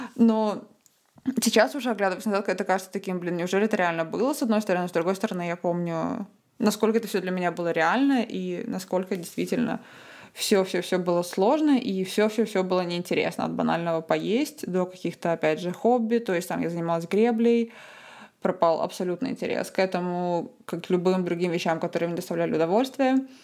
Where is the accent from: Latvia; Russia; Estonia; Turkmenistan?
Estonia; Tallinn, Harju County; also born or lived in Cambridge, United Kingdom / Michigan, United States / Australia; я из Таллина, из Эстонии